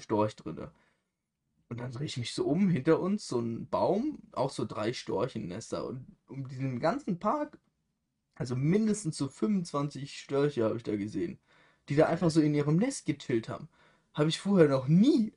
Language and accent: German; Germany; als Deutscher